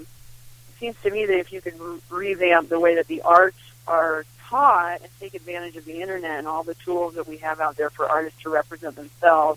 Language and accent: English; Midwest, United States; I grew up with too in the Midwest